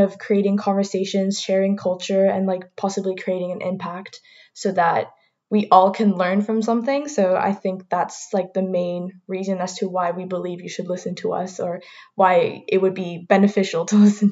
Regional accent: Martinique; I'm personally from Martinique, which is the only Caribbean island, French Caribbean island that's in there

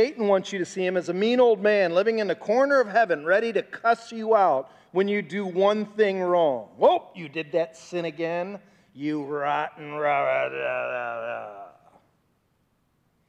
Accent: Bay Village, Ohio, United States; my hometown that I grew up in. It's called Bay Village, Ohio

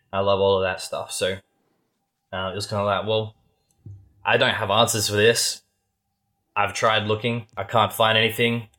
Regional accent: Australia; we're Australian

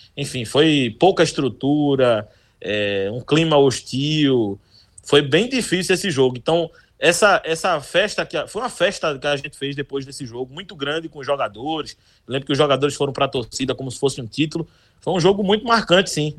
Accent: Olinda, Pernambuco, Brazil; also born or lived in Recife; Eu, eu nasci no Recife apenas, mas fui criado desde que nasci em Olinda.

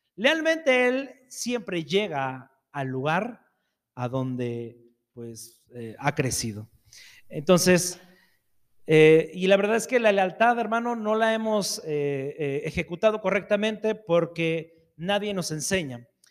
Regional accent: Mexico; soy mexicano

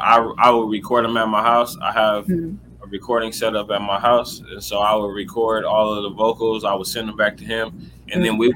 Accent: Inland Empire, Southern California, United States; I'm from Southern California, the Inland Empire to be exact. Okay. It's about 35-40 minutes east of LA.

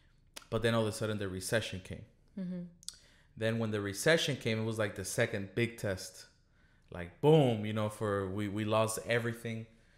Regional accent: Colombia; moved away; We came from Colombia in 1999 because our family was threatened by a terrorist organization, you know.

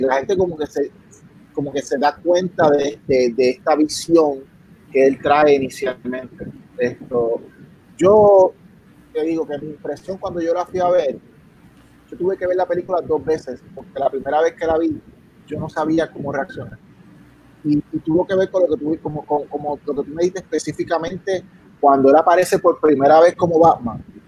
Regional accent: Puerto Rico; yo soy de Puerto, vengo de Puerto Rico

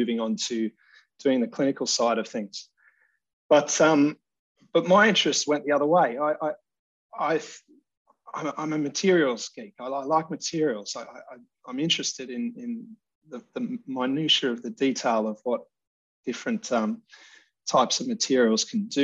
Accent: Australia; moved away as an adult; now in United Kingdom; I'm from Australia. But I've worked most of my career in the UK

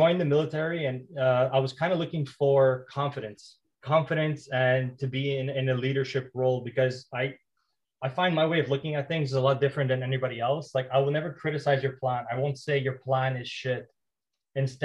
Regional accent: Montreal, Quebec, Canada; I grew up in Montreal, and I had a pretty rough childhood.

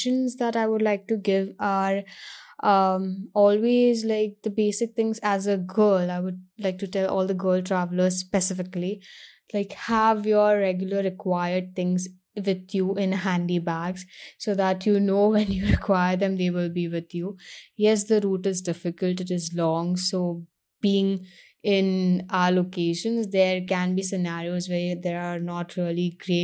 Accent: Mumbai, Maharashtra, India; I'm from Mumbai, but the past some years I've been traveling a lot to the north of India.

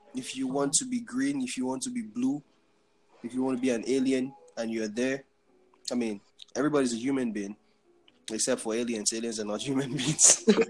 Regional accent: Nigeria; now in United States; I'm from Nigeria

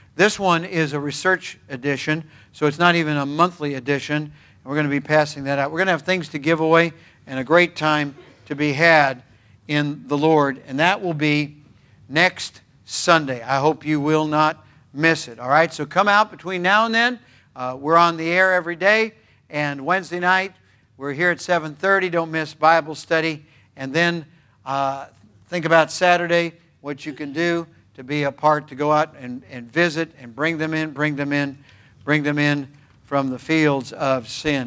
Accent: United States; I'm all American, but I'm one half Norwegian

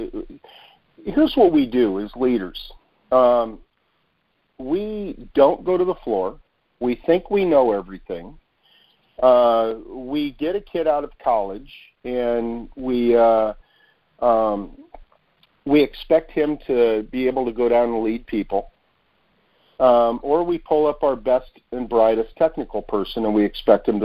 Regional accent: United States; we, as an American

